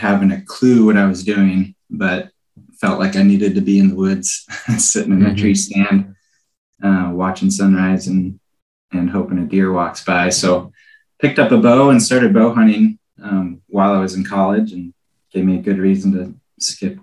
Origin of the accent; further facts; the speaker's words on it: Iowa, United States; moved away as an adult; now in Alaska, United States; I actually grew up in Iowa there, not too far north of you